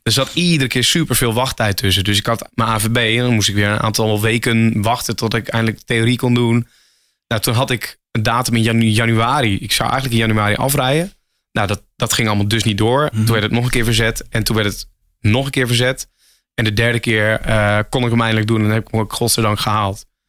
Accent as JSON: {"language": "Dutch", "town": "Emmen", "region": "Drenthe", "country": "Netherlands", "moved": "as an adult", "lives_now": "Hilversum, Netherlands", "said": "oorspronkelijk kom ik uit Emmen, Drenthe. Ik woon nu iets van acht jaar in Hilversum"}